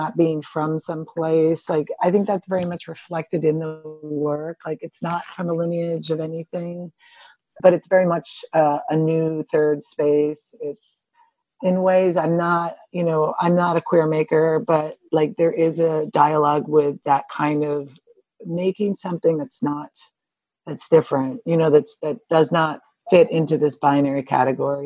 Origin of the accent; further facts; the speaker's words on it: United States; moved away as an adult; also born or lived in Chicago / Cranbrook; I grew up around New York